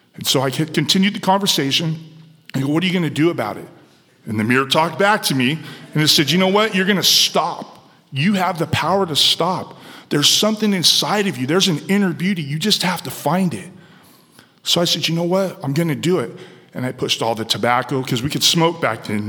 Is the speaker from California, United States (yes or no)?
yes; San Diego, California, United States; Where I grew up in San Diego, California, it was an environment that was fueled by crime and drugs